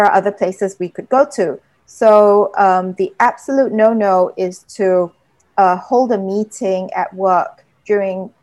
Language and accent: English; Singapore; also born or lived in United Kingdom; I'm Singaporean, I've lived in the UK two times